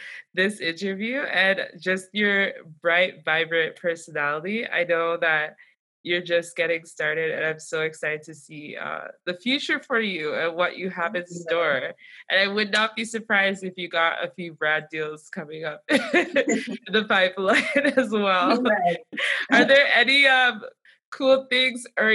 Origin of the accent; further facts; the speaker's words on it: Nigeria; I'm Nigerian